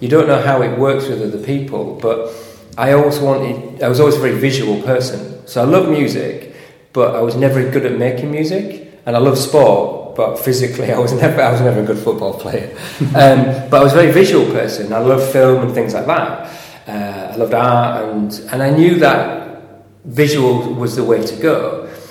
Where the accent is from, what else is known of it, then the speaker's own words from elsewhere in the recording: York, Yorkshire and the Humber, United Kingdom; now in London, United Kingdom; I'm from York originally, so northern by birth, and that's where I studied